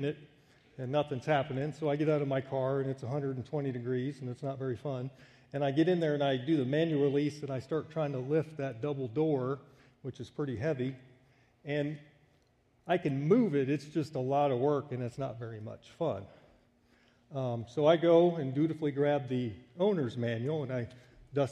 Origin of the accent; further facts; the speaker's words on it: United States; when I would come back home, it was always a culture shock for me as an American